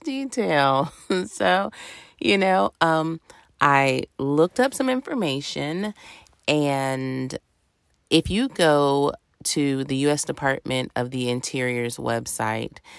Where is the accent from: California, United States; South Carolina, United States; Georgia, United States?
South Carolina, United States; I grew up in South Carolina